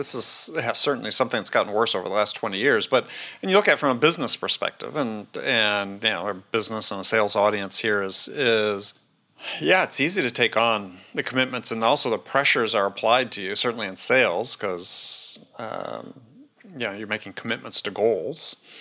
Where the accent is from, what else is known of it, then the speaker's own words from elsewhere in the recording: Wisconsin, United States; I almost ended up growing up in Knoxville, instead of, instead of Wisconsin